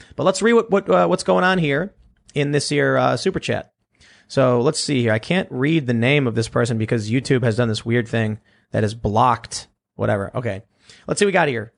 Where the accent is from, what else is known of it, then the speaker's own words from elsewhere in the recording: Chicago, Illinois, United States; I grew up in Chicago